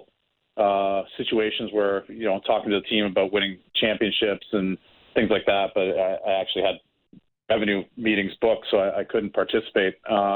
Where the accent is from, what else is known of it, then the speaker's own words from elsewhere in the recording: Oshawa, Ontario, Canada; I was able to be drafted by my hometown team. I'm from Oshawa